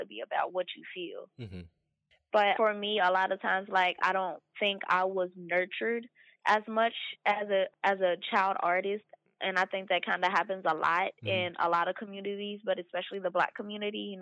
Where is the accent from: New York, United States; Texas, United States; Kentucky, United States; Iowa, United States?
Kentucky, United States; Louisville; Was born and raised in Louisville, Kentucky